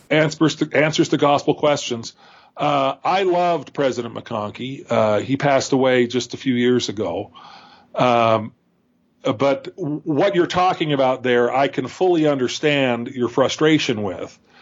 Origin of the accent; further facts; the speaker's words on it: Calabasas, California, United States; I grew up in Southern California, not too far from Jeremy Runnels. Uh, I was in Calabasas, California